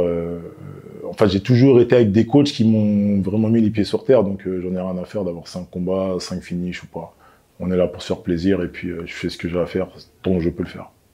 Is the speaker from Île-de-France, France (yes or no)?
yes; Clichy, Île-de-France, France; je viens de Clichy, euh, en 92. Voilà, j'ai grandi à Clichy, je suis né à Clichy